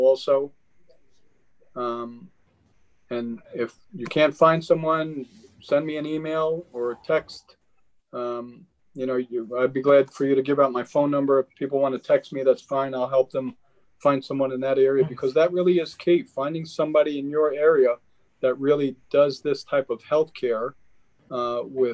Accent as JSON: {"language": "English", "region": "New York", "country": "United States", "tie": "born or raised there", "said": "I grew up in Queens, the whole entire block, we lived on a block with row houses"}